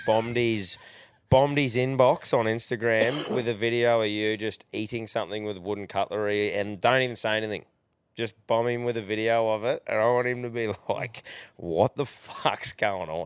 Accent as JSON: {"language": "English", "region": "Queensland", "country": "Australia", "said": "being a Queenslander"}